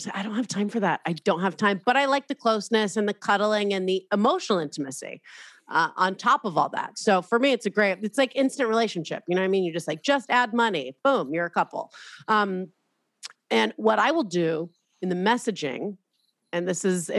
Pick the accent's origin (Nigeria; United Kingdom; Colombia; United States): United States; Southern California; I'm from Southern California